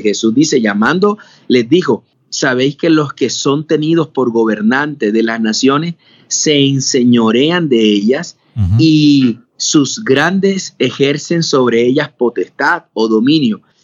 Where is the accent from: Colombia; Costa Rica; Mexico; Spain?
Colombia; Barranquilla, Atlántico; moved away as an adult; yo soy de la ciudad de Barranquilla, Colombia. Si allí, he vivido toda mi vida ahí